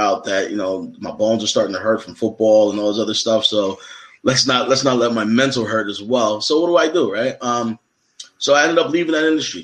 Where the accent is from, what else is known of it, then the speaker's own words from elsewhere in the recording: Philadelphia, Pennsylvania, United States; I'm a kid from Philly